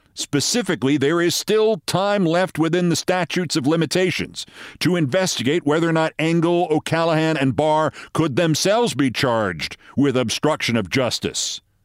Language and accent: English; New York City, New York, United States; Back to the pound in my hometown